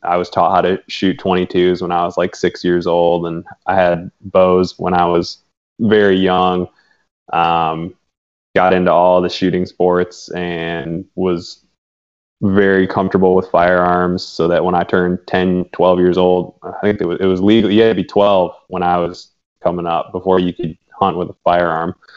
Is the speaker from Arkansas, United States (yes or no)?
no; Detroit, Michigan, United States; moved away; also born or lived in North Carolina / Upper Peninsula, Michigan; Right outside Detroit, I grew up basically right on the edge of the city.